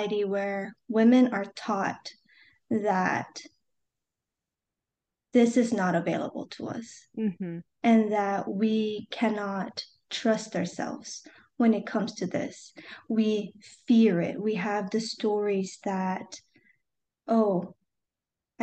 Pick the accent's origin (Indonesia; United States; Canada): United States; I am a first-generation Asian American